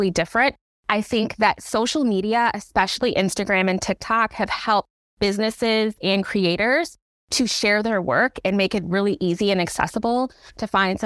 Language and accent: English; Chicago, Illinois, United States; moved away as an adult; now in Seattle, United States; I am from Chicago. Always got to rep that. I live in Seattle